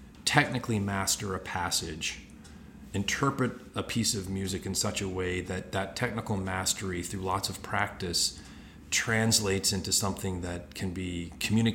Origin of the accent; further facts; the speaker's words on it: Houston, Texas, United States; I was born in Houston, Texas